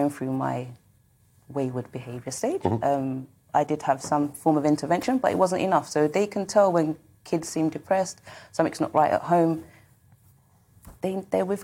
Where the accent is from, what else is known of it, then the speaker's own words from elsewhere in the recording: London, United Kingdom; growing up in South London or London in particular